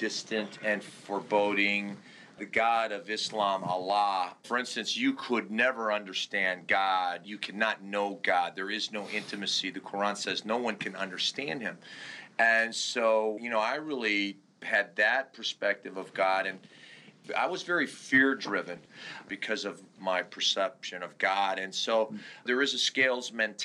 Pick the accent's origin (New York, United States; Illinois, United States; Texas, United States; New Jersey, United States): Illinois, United States; Chicago; also born or lived in Turkey; growing up in Chicago as an immigrant, as a foreigner